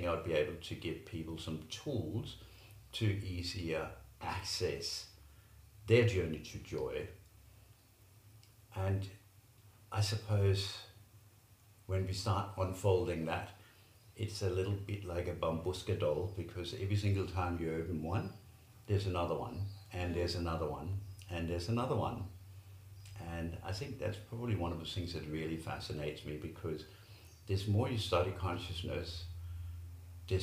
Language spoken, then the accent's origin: English; Denmark; also born or lived in Middle East / London; now in Australia; I was born in Denmark. I lived in the Middle East for a while. I lived in London for a while and lived in Australia